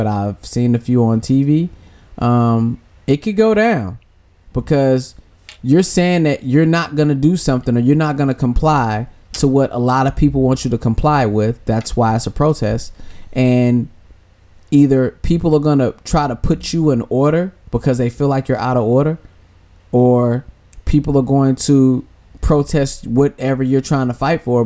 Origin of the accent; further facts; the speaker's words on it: Midwest, United States; I'm from the Midwest